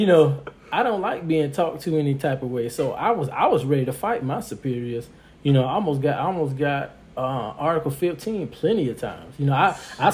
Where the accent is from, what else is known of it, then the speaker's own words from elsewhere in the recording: Miami, Florida, United States; I'm from Miami.